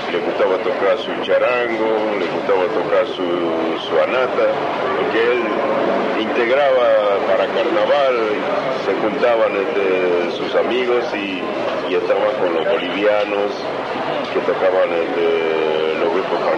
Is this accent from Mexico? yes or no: no; Santiago del Estero, Argentina; moved away as an adult; also born or lived in Buenos Aires; yo aproveché para aprender a bailar, la danza, conocer todas las danzas de mi país.